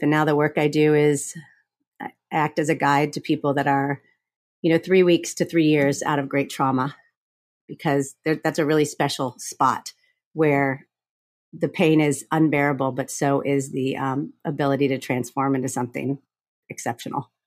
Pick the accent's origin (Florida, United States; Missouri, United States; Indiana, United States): Florida, United States; I grew up in Florida